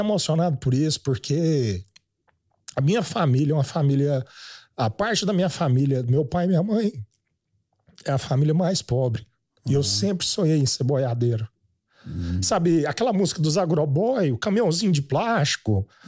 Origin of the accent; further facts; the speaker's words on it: Goiânia, Goiás, Brazil; Eu nasci em Goiânia mesmo. Uhum. Fui um menino de cidade, mas sempre criado na, na fazenda, férias.